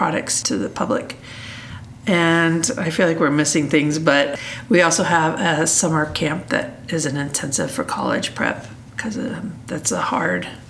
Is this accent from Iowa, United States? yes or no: yes; Des Moines, Iowa, United States; moved away as an adult; I'm from Des Moines, Iowa